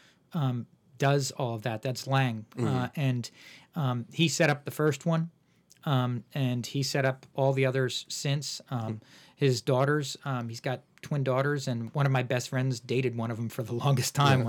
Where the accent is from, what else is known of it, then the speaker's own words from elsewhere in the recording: Woodstock, New York, United States; I actually grew up in Woodstock, New York, the Woodstock.